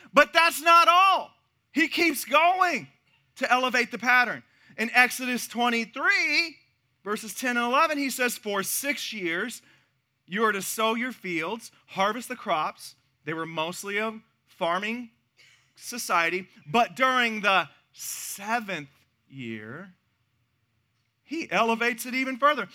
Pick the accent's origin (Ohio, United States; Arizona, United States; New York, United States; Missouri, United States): Missouri, United States; now in Texas, United States; my home state of Missouri